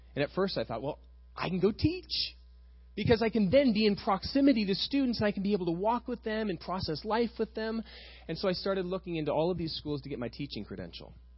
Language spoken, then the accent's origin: English; Costa Mesa, California, United States; I was raised over in West Side Costa Mesa, about five miles from here